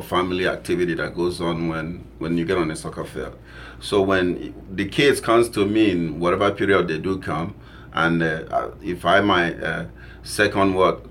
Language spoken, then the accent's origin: English; Nigeria; moved away as an adult; also born or lived in Boston, United States; now in United States; originally from Nigeria, been here since 84. Came here on a soccer scholarship at Boston University